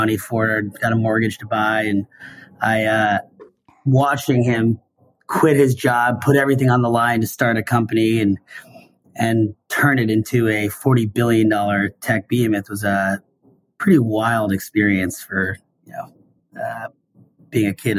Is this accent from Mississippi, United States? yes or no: no; Seattle, Washington, United States; I grew up in Seattle